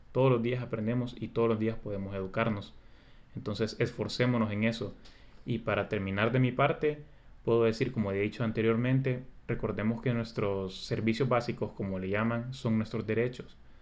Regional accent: Honduras; nosotros como hondureños

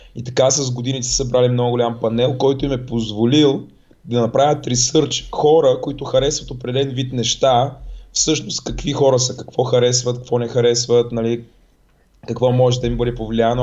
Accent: Razgrad, Razgrad Province, Bulgaria; accent: soft (palatalized) speech; moved away; като дете съм живял в Разград и говоря леко на меко.

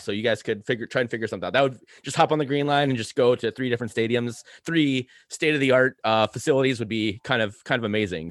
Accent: Saint Paul, Minnesota, United States; I grew up in Saint Paul, I love Saint Paul

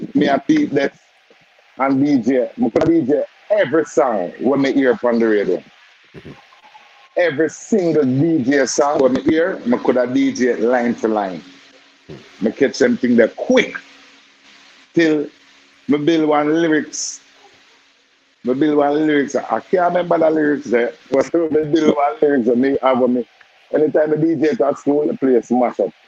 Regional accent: Kingston, Jamaica; also born or lived in Pineland / Balaclava; I grew up in Nannyville. That's on Mountain View. But I born in Almanton, but I grew up in Nannyville and Pineland.

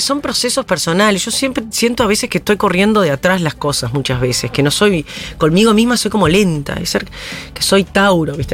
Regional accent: Paysandú, Uruguay; moved away as an adult; also born or lived in Montevideo, Uruguay; now in Argentina; Yo soy del litoral, frente a Colón, Entre Ríos. Mi padre ingeniero agrónomo, por lo tanto iba mucho al campo. Viví en una época en, un campo que, estancia que trabajaba mi viejo

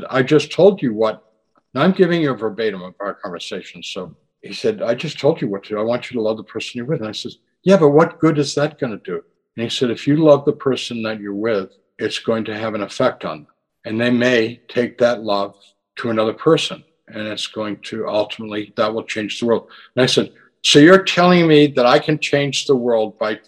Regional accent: United States; my generation growing up in the United States in the 50s and 60s

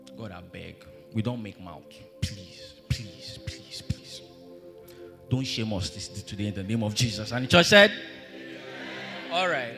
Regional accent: Nigeria; I grew up in Lorient

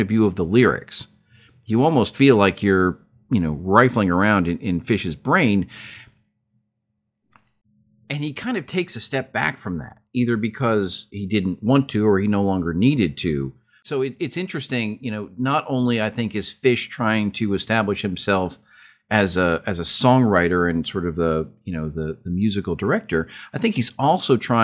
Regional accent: United States; as an American

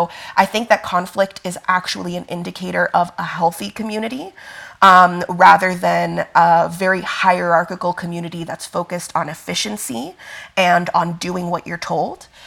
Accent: Miami, Florida, United States; also born or lived in Italy; now in Denver, United States; I go by they, them pronouns. I am a light skinned black Italian. I was born in Italy but raised in Miami, so I definitely still identify with the South, but I currently live in Denver, Colorado, on Ute, Arapaho, and Cheyenne lands.

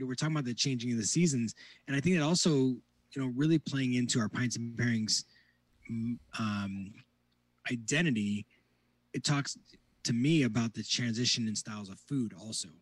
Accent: northwest Indiana, United States; I grew up in the northwest corner, closer to Lake Michigan

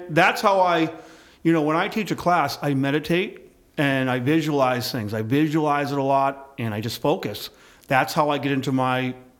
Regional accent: Boston, Massachusetts, United States; I grew up on a farm. I grew up on a farm in South Boston, actually. It was the only one.

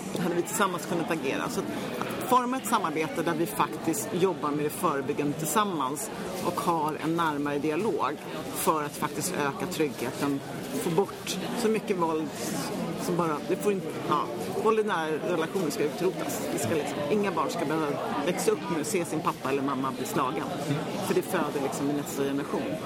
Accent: Nacka, Stockholm County, Sweden; also born or lived in Lidingö / Vallentuna / Täby / Bromma; now in Botkyrka, Sweden; Jag är då född på Södra BB uppväxt i Nacka

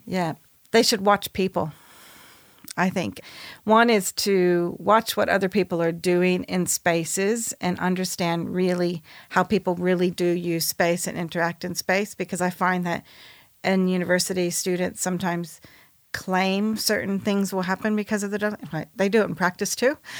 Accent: United States; I'm American

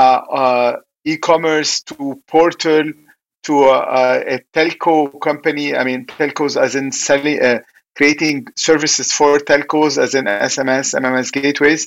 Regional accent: Lebanon; when I was young, you know, growing up in Lebanon, it was kind of war.

